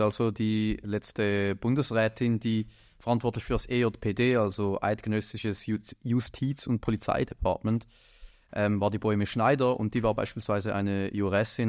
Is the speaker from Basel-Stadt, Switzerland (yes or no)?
no; Winterthur, Zurich, Switzerland; meiner Heimatstadt, also Winterthur